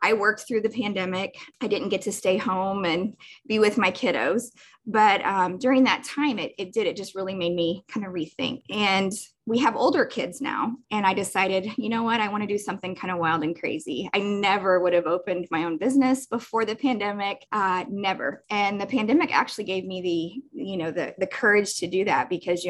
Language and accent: English; Jefferson City, Missouri, United States; moved away as an adult; also born or lived in Columbia, Missouri; now in Olathe, United States; my hometown of Jefferson City